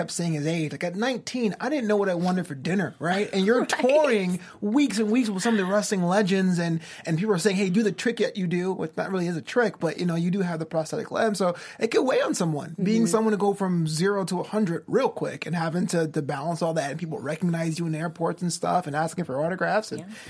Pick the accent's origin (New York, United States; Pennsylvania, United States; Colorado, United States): New York, United States; I'm from New York